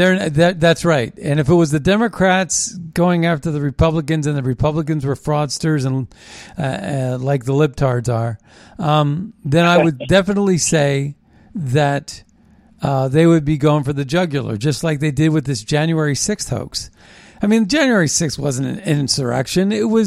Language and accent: English; Philadelphia, Pennsylvania, United States; moved away as an adult; now in Washington, D.C., United States; We used to be based out of Philadelphia. I lived in Philadelphia. I was born in Philadelphia, but I lived in Philadelphia for 18 years.